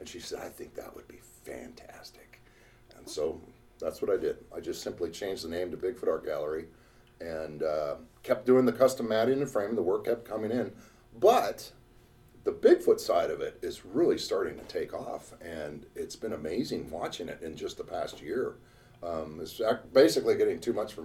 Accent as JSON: {"language": "English", "region": "Alaska", "country": "United States", "tie": "born or raised there", "said": "being born and raised in Alaska"}